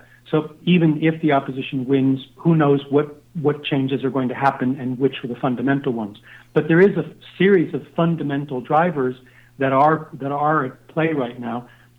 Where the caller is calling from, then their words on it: Costa Rica; I'm calling you from Costa Rica right now